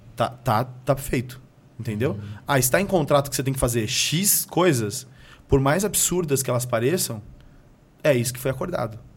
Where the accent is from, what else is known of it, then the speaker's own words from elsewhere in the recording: São Paulo, Brazil; moved away as an adult; also born or lived in Pernambuco; now in United States; sou do interior de, de Pernambuco e cresci na periferia de São Paulo